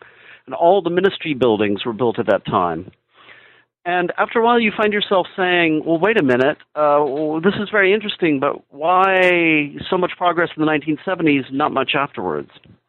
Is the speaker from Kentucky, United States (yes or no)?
no; Midland, Texas, United States; But I'm from Midland, Texas, which is the same town that our esteemed former President George W. Bush came from.